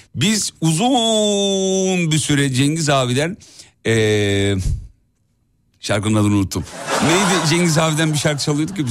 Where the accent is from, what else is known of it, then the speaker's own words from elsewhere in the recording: Erzurum, Turkey; accent: eastern (doğu ağzı); Şimdi biz de Erzurumluyuz. Biz de bazı kelimeler böyle kısaltılır, evrilir, çevrilir. Bir doğu ağzı şivesi çok konuşulmaz ama arada böyle kaçar filan.